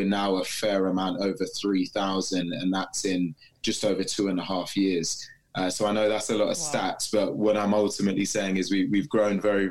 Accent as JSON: {"language": "English", "country": "United Kingdom", "tie": "born or raised there", "said": "Born and bred in the UK"}